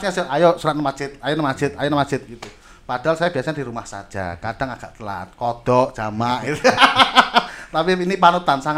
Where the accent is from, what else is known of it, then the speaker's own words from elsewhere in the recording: Java, Indonesia; kebetulan kita itu kan orang Jawa